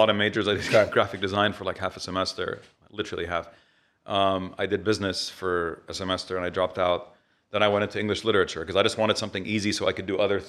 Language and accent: English; Riyadh, Riyadh Province, Saudi Arabia; moved away as an adult; also born or lived in Beirut; now in Dubai, United Arab Emirates; I grew up in Riyadh.